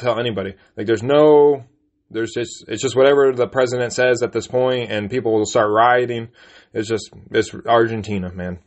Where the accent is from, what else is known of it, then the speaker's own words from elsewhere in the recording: United States; we're American citizens